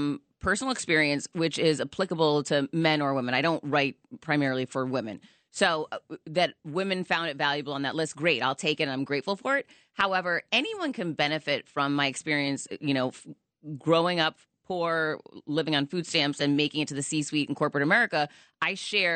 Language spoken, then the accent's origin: English; Worcester, Massachusetts, United States; now in Miami, United States; Worcester, Massachusetts.